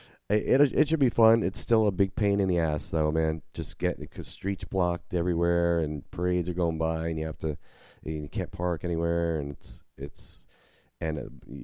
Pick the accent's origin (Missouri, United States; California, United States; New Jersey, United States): New Jersey, United States; moved away as an adult; now in New Orleans, United States; I grew up in Jersey